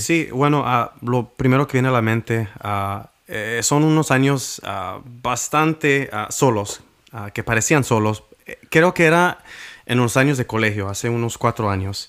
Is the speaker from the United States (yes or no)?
yes; Washington, United States; soy del estado de Washington.